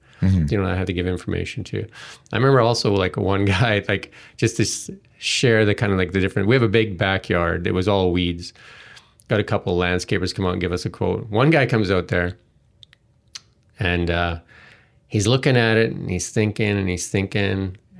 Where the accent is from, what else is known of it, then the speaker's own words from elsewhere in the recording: Edmonton, Alberta, Canada; I came from Edmonton